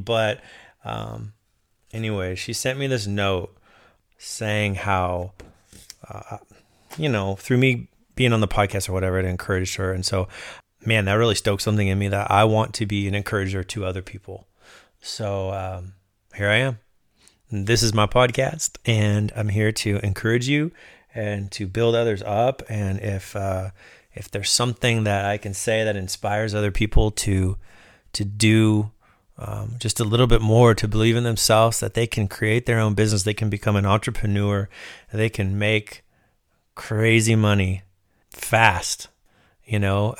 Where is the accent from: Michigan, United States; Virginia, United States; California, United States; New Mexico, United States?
California, United States; Southern; I'm a dude from Southern California